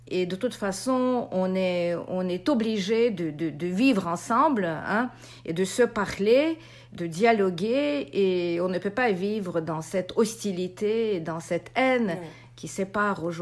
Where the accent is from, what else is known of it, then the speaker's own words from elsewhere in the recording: Russia; moved away; Bon, moi j'ai quitté la Russie en 93, alors je j'ai pas quand même vécu l'ampleur de, de de ce, de ce cauchemar.